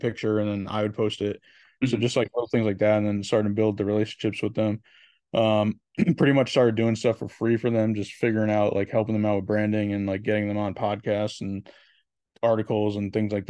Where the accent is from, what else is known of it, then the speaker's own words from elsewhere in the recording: Connecticut, United States; I'm from Connecticut